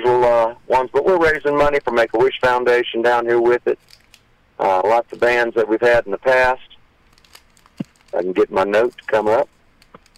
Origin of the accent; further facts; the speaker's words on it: Mississippi Delta, United States; moved away; also born or lived in Gulf Coast; growing up in the Mississippi Delta, every band up there played it. When I moved down to the Gulf Coast